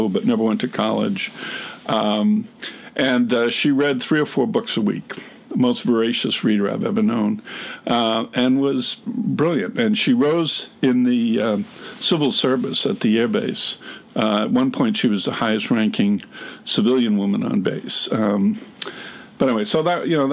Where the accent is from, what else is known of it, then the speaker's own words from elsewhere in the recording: Portsmouth, New Hampshire, United States; also born or lived in Exeter, New Hampshire; I grew up in Portsmouth, Exeter